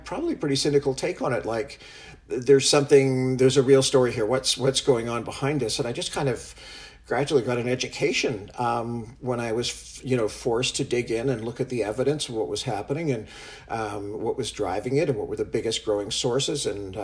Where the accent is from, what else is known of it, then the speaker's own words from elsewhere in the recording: Canada; moved away as an adult; also born or lived in San Francisco, United States / Santa Fe, United States; I'm originally from Canada. I grew up here and went to school here